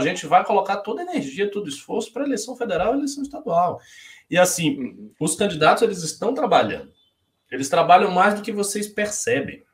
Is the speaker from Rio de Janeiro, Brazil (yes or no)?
no; Bahia, Brazil; now in São Paulo, Brazil; eu nem paulista sou, eu sou baiano. Vim aqui, sou adotado pela cidade